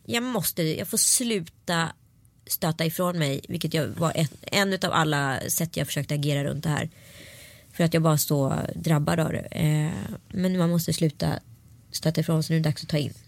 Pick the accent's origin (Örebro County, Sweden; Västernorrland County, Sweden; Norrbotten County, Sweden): Örebro County, Sweden; Örebro; I Vivalla i Örebro, där jag är ifrån